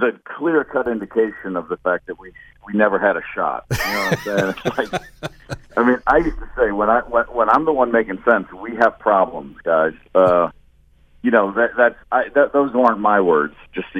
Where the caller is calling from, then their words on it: New York, United States; I'm in New York today.